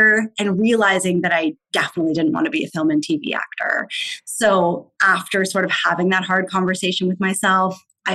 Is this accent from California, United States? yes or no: yes; San Diego, California, United States; moved away as an adult; also born or lived in Los Angeles; I'm from San Diego